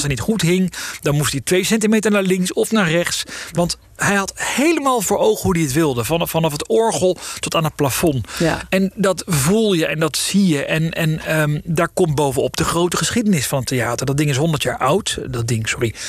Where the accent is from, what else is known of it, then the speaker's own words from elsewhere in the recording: The Hague, South Holland, Netherlands; ik kom uit Den Haag. Dus ik ging altijd in Den Haag naar de bioscoop